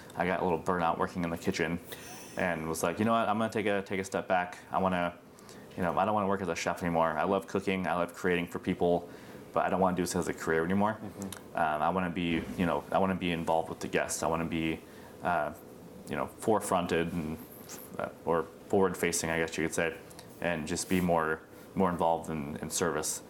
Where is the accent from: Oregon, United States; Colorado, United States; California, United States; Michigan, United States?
Oregon, United States; Beaverton; also born or lived in India; I was actually adopted from India uh, when I was five months old and was adopted into a, a lovely family in Beaverton.